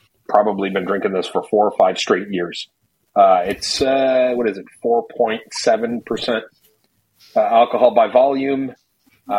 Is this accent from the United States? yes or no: no; Canada; being a Canadian kid